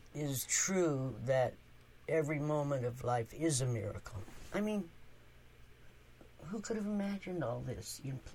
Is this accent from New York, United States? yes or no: no; Marysville, California, United States; also born or lived in San Francisco; now in West Marin County, United States; My hometown of Marysville, California.